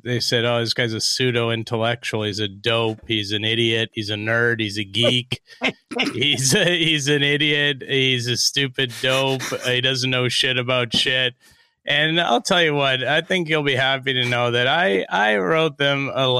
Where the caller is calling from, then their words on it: Maine, United States; I'm calling from rural Maine.